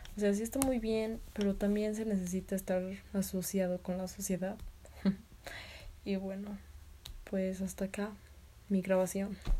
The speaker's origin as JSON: {"language": "Spanish", "region": "Tlaxcala", "country": "Mexico", "said": "soy de Tlaxcala, Tlaxcala, México"}